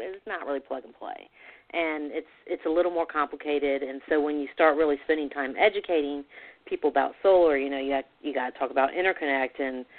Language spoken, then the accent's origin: English; Florida, United States; especially when there's such good news for my home state, and I will be sharing this information because there are so many people down in Florida